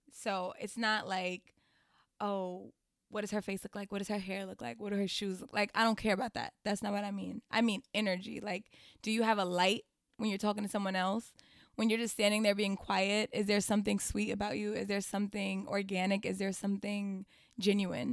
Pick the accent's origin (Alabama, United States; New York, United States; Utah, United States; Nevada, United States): New York, United States; New York City; I'm originally from Queens.